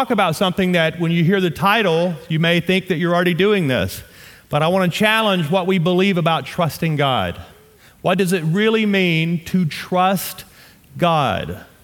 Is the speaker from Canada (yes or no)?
no; the South, United States; accent: southern; Batak, and I just butchered that with my southern accent, but that's how you say it.